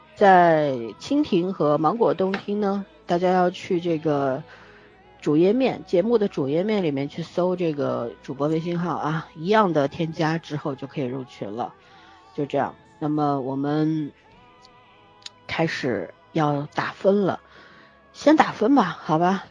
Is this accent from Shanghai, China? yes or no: yes; Shanghai, China; 上海是我的故乡，然后这是发生在我故乡的战争